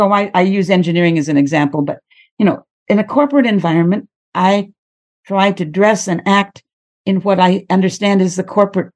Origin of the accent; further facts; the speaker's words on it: United States; moved away; also born or lived in Egypt / Australia; I'm an American by birth. I'm the stereotypical American.